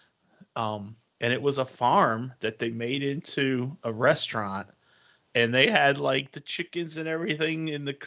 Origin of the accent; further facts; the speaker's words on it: Northern Virginia, United States; I grew up in Northern Virginia